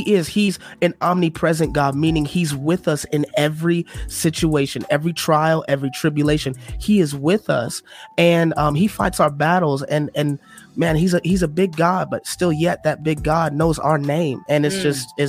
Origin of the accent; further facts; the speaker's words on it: Detroit, Michigan, United States; now in Illinois, United States; I'm from Detroit originally